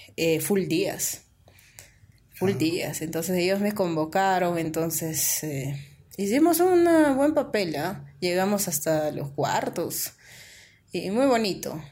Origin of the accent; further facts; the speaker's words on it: San José de Ticllas, Ayacucho, Peru; ya pues con mis abuelos crecí y ellos son de allá y yo también me, identifico del valle, ¿no? Ah. San José de Titas